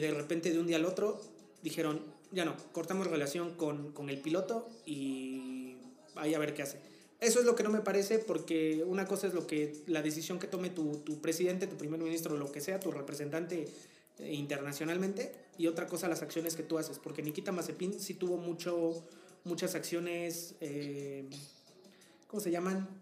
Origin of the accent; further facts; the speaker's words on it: Tehuacán, Puebla, Mexico; mi ciudad natal